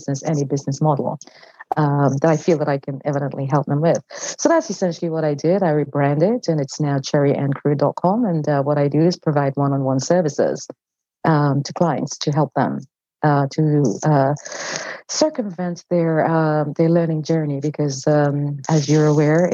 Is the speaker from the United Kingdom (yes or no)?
yes; London, United Kingdom; moved away as an adult; now in California, United States; I'm from London, England, and I worked in corporate